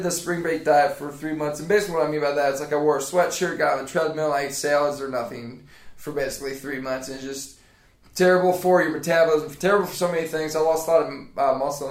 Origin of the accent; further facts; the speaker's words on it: Lowell, Indiana, United States; moved away as an adult; now in Mount Pleasant, United States; Lowell, Indiana